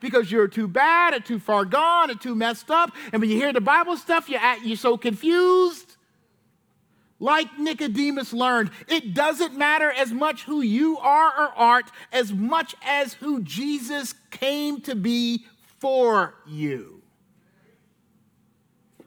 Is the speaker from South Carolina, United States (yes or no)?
yes; South Carolina, United States; I'm from South Carolina.